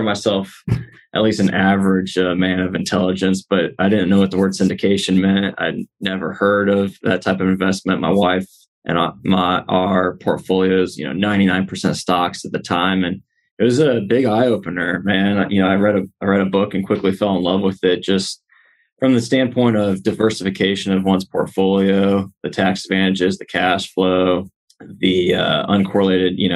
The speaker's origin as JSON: {"language": "English", "town": "St. Louis", "region": "Missouri", "country": "United States", "moved": "as an adult", "lives_now": "Texas, United States", "said": "I'm originally from St. Louis"}